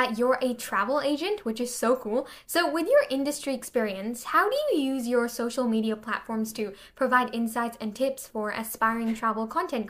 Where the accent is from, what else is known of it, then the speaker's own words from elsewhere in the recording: Pakistan; I'm from Pakistan.